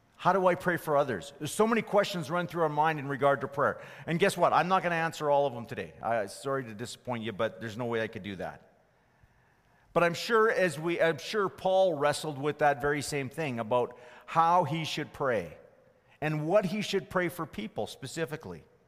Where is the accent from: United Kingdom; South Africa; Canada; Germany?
Canada; Fort McMurray, Alberta; as a teenager growing up in Fort McMurray